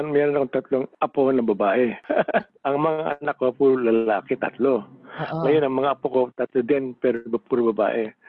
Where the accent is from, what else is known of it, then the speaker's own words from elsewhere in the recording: Philippines; now in Adelaide, Australia; Pilipino kami.